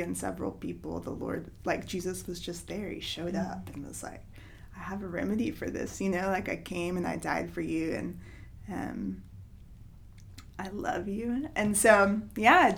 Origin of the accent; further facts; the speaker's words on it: Knoxville, Tennessee, United States; I'm from Knoxville